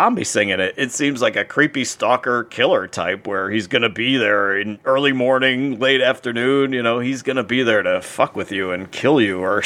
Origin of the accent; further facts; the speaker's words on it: Hollywood, Florida, United States; I grew up in Hollywood, Florida